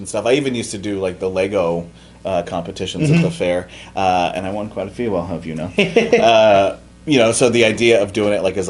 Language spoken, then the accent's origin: English; West Coast, United States; I grew up on the West Coast on Route 66